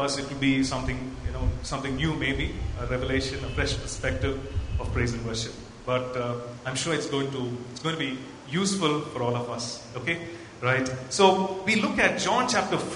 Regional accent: Coimbatore, Tamil Nadu, India; now in Bangalore, India; I'm basically from Coimbatore, and I come from an Anglican, you know, CSI church kind of a background.

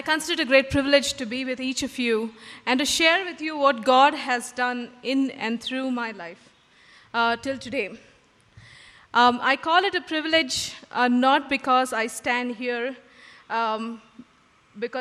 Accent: Mumbai, Maharashtra, India; moved away as an adult; now in Bangalore, India; Growing up in Bombay and working with my parents in their church

